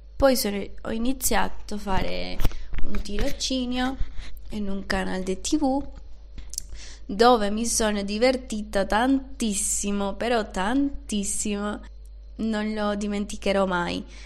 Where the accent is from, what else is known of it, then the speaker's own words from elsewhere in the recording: Venezuela; Italian is a second language; moved away as an adult; also born or lived in Panama; now in Turin, Italy; sono venezuelana, sono nata in una città un po' diciamo in, in campagna